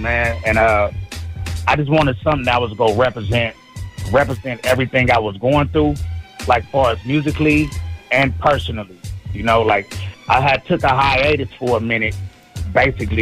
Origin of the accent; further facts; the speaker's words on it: San Francisco Bay Area, California, United States; I'm from the Bay Area